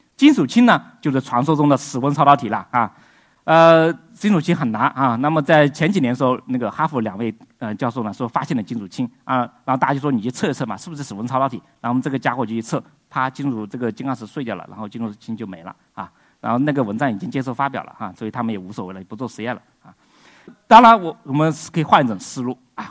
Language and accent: Chinese; China; 我们中国人